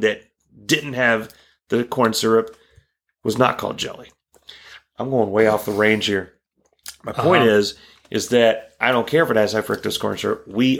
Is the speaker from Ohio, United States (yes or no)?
yes; Proctorville, Ohio, United States; I'm from Proctorville, Ohio.